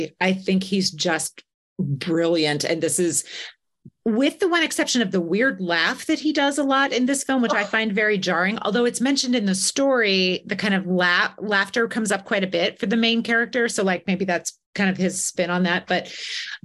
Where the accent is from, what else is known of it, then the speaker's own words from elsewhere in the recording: the Midwest of the US, United States; I'm from the Midwest of the US. I grew up surrounded by beautiful Victorian houses.